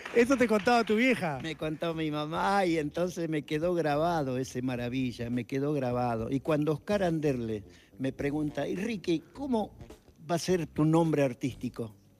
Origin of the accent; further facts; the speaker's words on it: Salta, Argentina; soy salteño